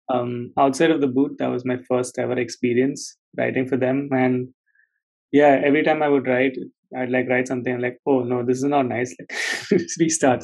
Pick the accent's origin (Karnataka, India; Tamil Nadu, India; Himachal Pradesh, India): Tamil Nadu, India; Chennai; moved away as an adult; also born or lived in Nagpur / Pune; now in United Kingdom; I'm from Nagpur, but I've been raised in Chennai. So um yeah, most of my life lived in Chennai, then moved to Pune for undergrad.